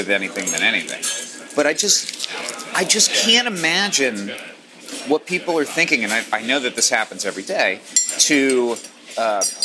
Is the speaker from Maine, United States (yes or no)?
yes; Maine, United States; moved away; I come from hippie parents and I grew up in Maine